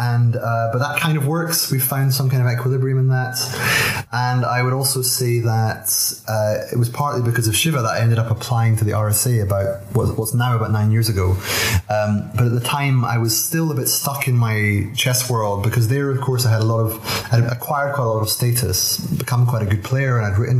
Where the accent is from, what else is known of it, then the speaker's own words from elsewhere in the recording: Aberdeen, Scotland, United Kingdom; accent: Scottish burr; I was born in Aberdeen in 1977.